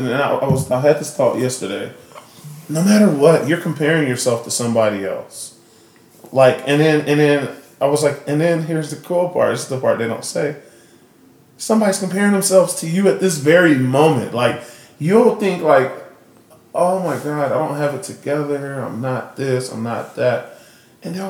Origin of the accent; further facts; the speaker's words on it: Austin, Texas, United States; I'm from Austin, and so I live here